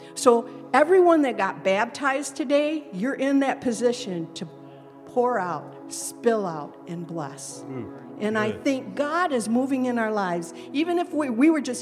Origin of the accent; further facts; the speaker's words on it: Lansing, Michigan, United States; we come from Lansing